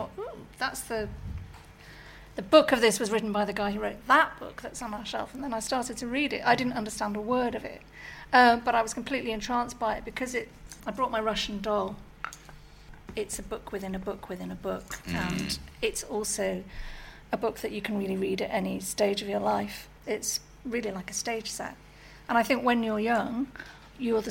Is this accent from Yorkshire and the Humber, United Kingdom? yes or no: yes; Sheffield, Yorkshire and the Humber, United Kingdom; a pretentious teenager growing up in Sheffield in the 1980s